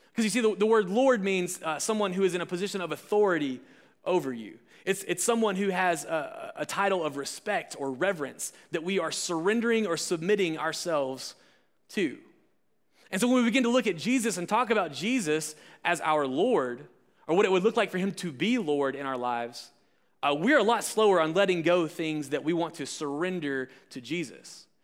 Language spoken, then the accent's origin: English; Alabama, United States; I'm from Alabama